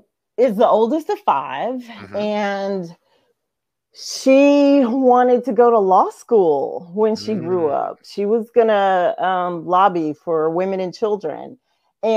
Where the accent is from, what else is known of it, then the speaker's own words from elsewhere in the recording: Goose Creek, South Carolina, United States; also born or lived in Washington, D.C.; I'm actually from Goose Creek.